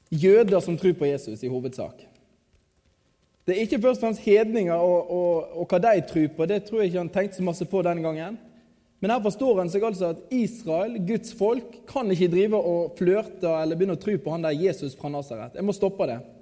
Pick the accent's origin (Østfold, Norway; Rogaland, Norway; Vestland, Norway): Vestland, Norway; Radøy; moved away; also born or lived in Kristiansand; jeg kommer fra Radøy